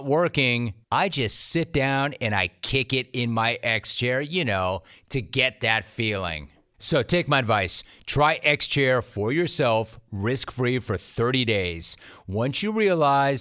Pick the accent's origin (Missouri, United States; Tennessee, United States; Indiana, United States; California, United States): California, United States; Southern; you and I are both SoCal guys